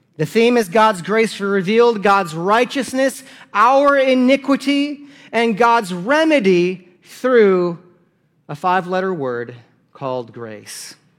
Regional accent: South Dakota, United States; I'm from South Dakota.

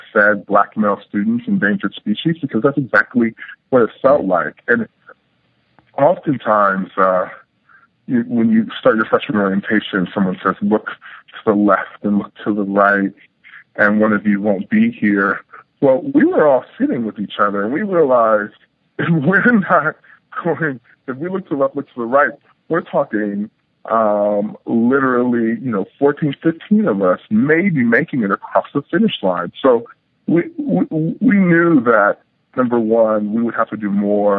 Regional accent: Culver City, California, United States; I grew up in Culver City, California, which is kind of a suburban-y part of Los Angeles.

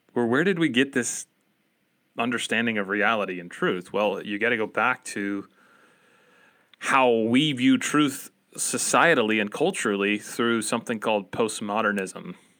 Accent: Appalachia, United States; accent: Appalachian American; my Appalachian American accent

